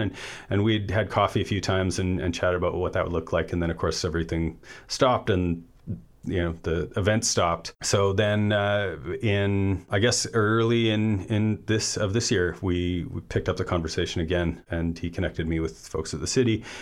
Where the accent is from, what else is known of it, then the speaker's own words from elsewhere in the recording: Vancouver, British Columbia, Canada; moved away as an adult; also born or lived in Comox Valley; now in Campbell River, Canada; I grew up in East Vancouver